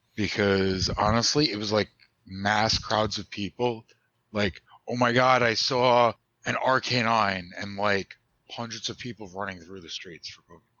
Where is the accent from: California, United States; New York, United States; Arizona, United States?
New York, United States; I'm from New York